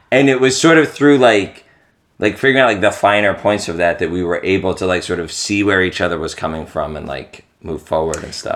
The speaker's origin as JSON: {"language": "English", "region": "East Coast", "country": "United States", "said": "I'm from the East Coast"}